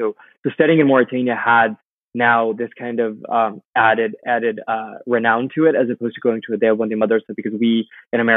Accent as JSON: {"language": "English", "town": "Fremont", "region": "California", "country": "United States", "tie": "born or raised there", "said": "I was raised in California, in a small suburb 40 minutes south of San Francisco called Fremont."}